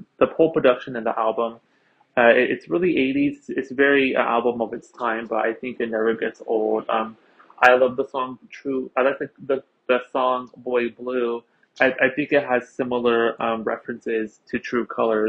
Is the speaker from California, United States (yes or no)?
no; Philadelphia, Pennsylvania, United States; I am from Philadelphia, Pennsylvania, here in the United States